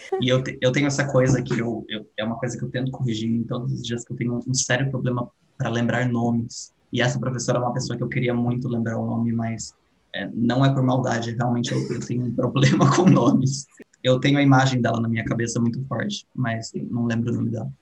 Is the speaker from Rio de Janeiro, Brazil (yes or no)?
no; Atibaia, São Paulo, Brazil; eu tenho 28 anos, nasci em Atibaia, cresci em Atibaia